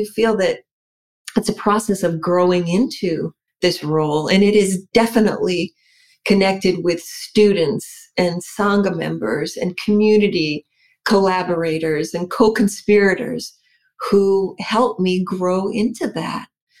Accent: New England, United States; even though I'm from New England, I am primarily Mediterranean, first and foremost.

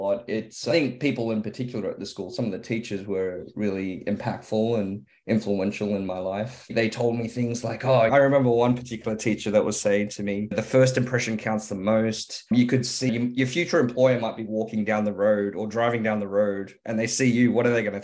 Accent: Sydney, New South Wales, Australia; also born or lived in Hong Kong; came here when I was 2 years old, grew up here and grew up in Ermington

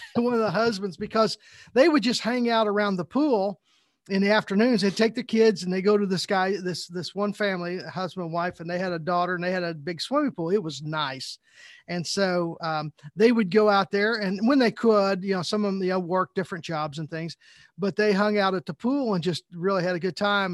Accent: Southern Indiana, United States; growing up in Southern Indiana, I was a Indiana Hoosier fan

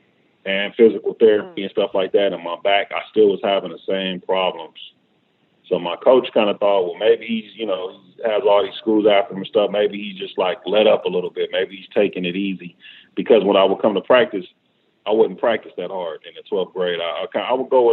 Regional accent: Los Angeles, California, United States; I'm born and raised in Los Angeles. Did mostly all my schooling here

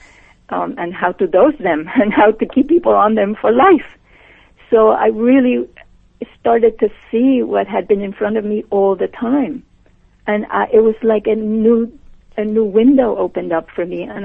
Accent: Puerto Rico; moved away; I was born and raised and educated in Puerto Rico

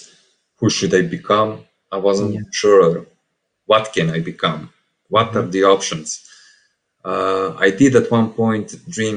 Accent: Serbia; English is a second language; I'm from Serbia

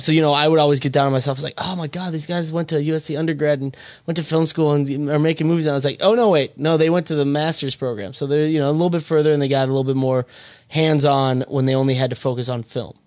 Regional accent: Minnesota, United States; moved away; I'm from Minnesota

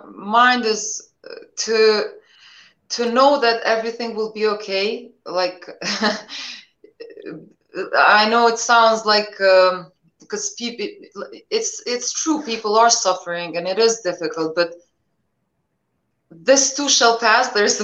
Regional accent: Pristina, Kosovo; English is a second language; Yeah, well, you know, since I remember myself, I remember the war, you know, on and off.

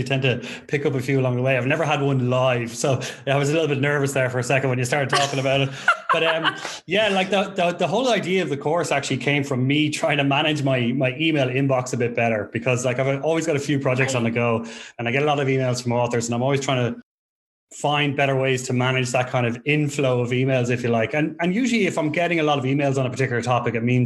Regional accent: Ireland; moved away as an adult; now in Portugal; Growing up in Ireland

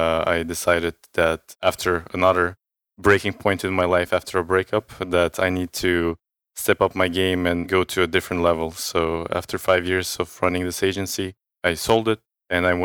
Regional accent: Estonia; moved away; I'm from Estonia

